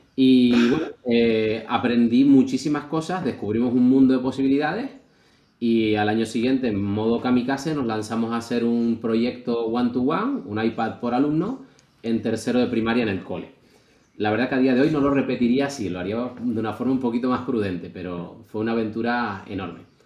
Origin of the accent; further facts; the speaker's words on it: Canary Islands, Spain; en otra isla, que no era, no era la mía